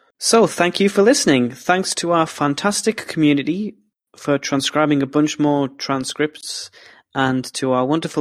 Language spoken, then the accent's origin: English; England, United Kingdom; accent: English; That was my English accent coming out there